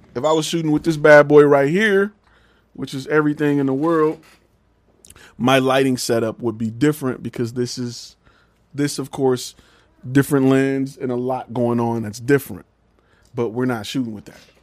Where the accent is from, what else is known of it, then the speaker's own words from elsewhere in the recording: Detroit, Michigan, United States; also born or lived in Atlanta; now in Dallas, United States; I'm from Detroit